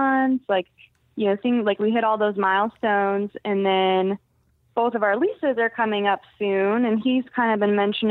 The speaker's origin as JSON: {"language": "English", "town": "San Diego", "region": "California", "country": "United States", "moved": "as an adult", "said": "I'm from the West Coast, and that's where all my family and friends are"}